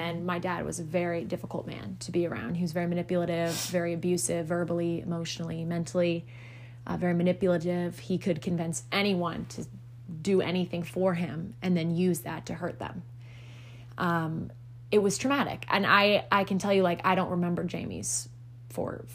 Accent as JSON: {"language": "English", "region": "South Carolina", "country": "United States", "tie": "born or raised there", "also_born_or_lived": "Florida", "said": "we all moved up to South Carolina. I'm originally from Florida. We all moved up to South Carolina when I was 6"}